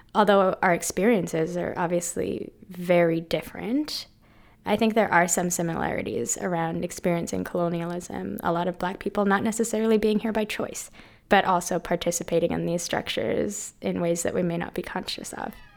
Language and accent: English; Vancouver, British Columbia, Canada; I'm an immigrant. I came here in 2003 and I lived in Vancouver ever since.